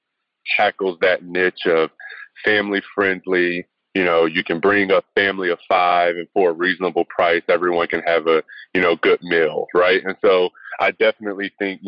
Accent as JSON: {"language": "English", "region": "North Carolina", "country": "United States", "tie": "born or raised there", "said": "growing up in North Carolina in that climate, I've been a UNC fan all my life"}